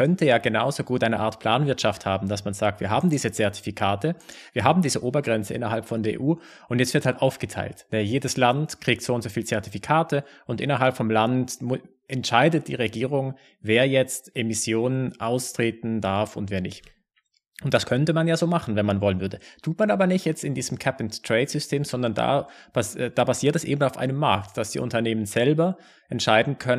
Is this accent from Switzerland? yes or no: yes; Switzerland; bei uns in der Schweiz